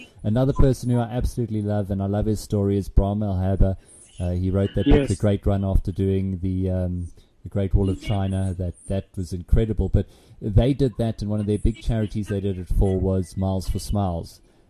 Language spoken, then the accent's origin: English; South Africa; So as South Africans, it's kind of in us.